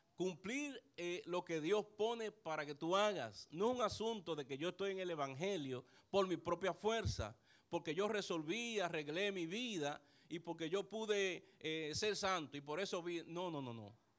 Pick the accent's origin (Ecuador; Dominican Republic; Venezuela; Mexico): Dominican Republic; San Pedro de Macorís; aunque no nací en San Pedro de Macorís, pero llegué muy muchacho a San Pedro de Macorís.